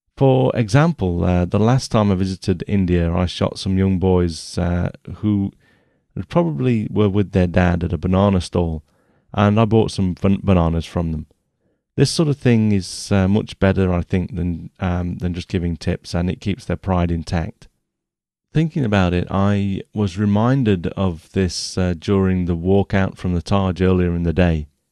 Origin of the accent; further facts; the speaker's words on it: England, United Kingdom; I'm English